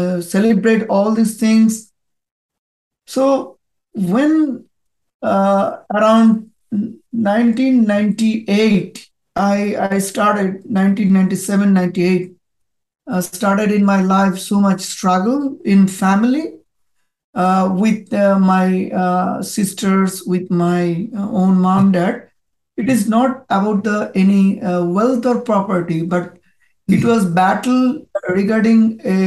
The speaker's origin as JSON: {"language": "English", "town": "Kolkata", "region": "West Bengal", "country": "India", "tie": "born or raised there", "first_language": "Bengali", "second_language": "English", "moved": "as an adult", "lives_now": "Sydney, Australia", "said": "I, at this moment, at Sydney, but I born in India. My city is Calcutta. It is the eastern part of the India. So I migrated before 17 years in Australia."}